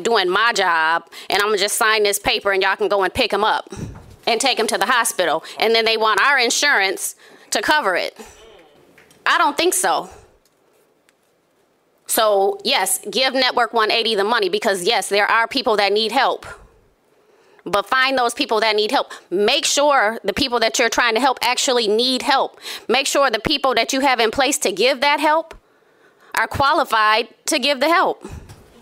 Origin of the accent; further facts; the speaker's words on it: Grand Rapids, Michigan, United States; Born and raised in Grand Rapids